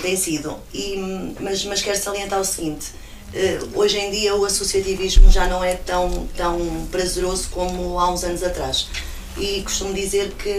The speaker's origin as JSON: {"language": "Portuguese", "area": "São Paio de Gramaços", "region": "Centro", "country": "Portugal", "tie": "born or raised there", "said": "eu sou nascida em Criada e criada na, na freguesia de São Pai de Gramazos, as minhas raízes estão lá"}